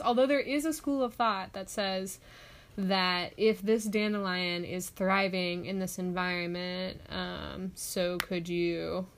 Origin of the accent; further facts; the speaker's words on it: Orange County, California, United States; I grew up in Orange County, there's not almost any like public wild spaces at all